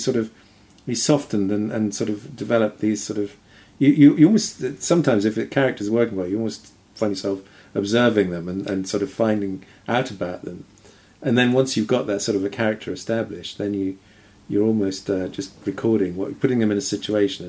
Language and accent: English; Yorkshire and the Humber, United Kingdom; I grew up in Yorkshire